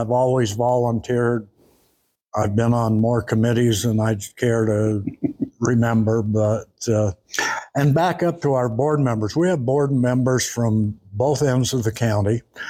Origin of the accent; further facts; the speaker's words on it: Tremonton, Utah, United States; moved away as an adult; now in Brigham City, United States; I grew up in Tremont and spent 20 years out there and have been 55 years in Brigham City.